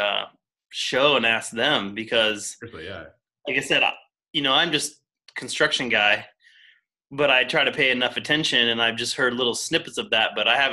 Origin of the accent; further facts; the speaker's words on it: Tennessee, United States; moved away; I grew up in Tennessee, Tennessee Valley, TVA